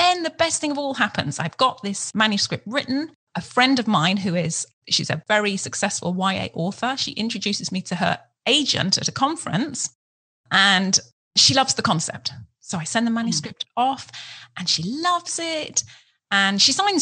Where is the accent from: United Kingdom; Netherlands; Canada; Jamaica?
United Kingdom; England; moved away as an adult; now in United States; I was in a brand new country. You know, I come from England. So I'm in America